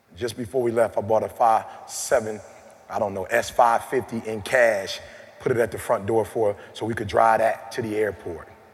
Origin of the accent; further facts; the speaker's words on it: Detroit, Michigan, United States; I'm from Detroit. I drive a Cadillac.